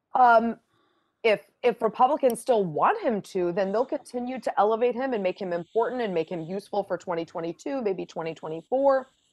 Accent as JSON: {"language": "English", "town": "Boston", "region": "Massachusetts", "country": "United States", "said": "I'm from Boston, my husband's from Rhode Island"}